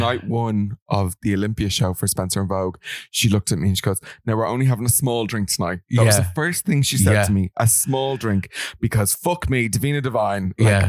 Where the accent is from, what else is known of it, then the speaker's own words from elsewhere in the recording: England, United Kingdom; I'm English.